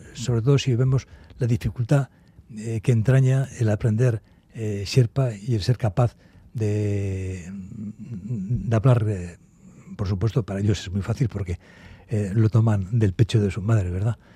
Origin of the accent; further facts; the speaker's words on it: Basque Country, Spain; yo soy vasco